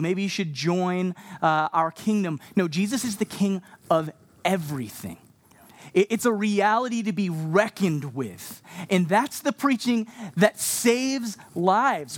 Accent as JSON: {"language": "English", "region": "Texas", "country": "United States", "tie": "born or raised there", "also_born_or_lived": "Canada", "moved": "yes", "lives_now": "Montreal, Canada", "said": "I'm from Canada, but I grew up down in Texas"}